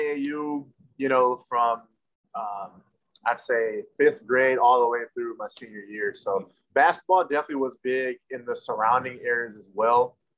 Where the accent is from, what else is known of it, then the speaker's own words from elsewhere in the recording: Belleville, Michigan, United States; also born or lived in Ypsilanti, Michigan; I'm from Ypsilanti, Michigan. And I grew up in Belleville, Michigan as well